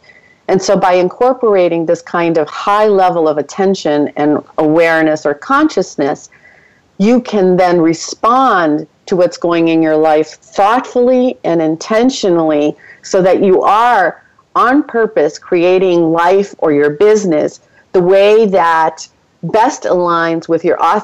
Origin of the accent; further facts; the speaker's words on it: Boston, Massachusetts, United States; also born or lived in Ecuador; I'm originally from Boston